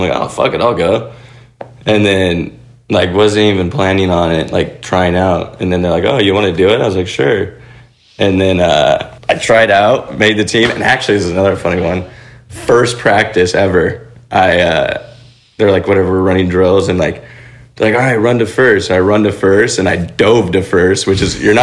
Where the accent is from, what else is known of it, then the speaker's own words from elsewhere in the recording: Ventura, California, United States; I grew up in Ventura, California